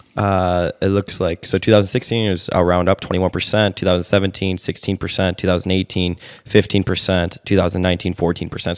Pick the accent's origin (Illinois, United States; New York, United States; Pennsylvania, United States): Illinois, United States; now in Dallas, United States; I'm from Illinois